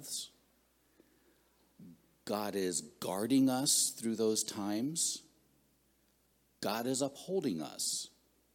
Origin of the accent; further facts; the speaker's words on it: southwestern Pennsylvania, United States; now in Ohio, United States; I grew up in southwestern Pennsylvania.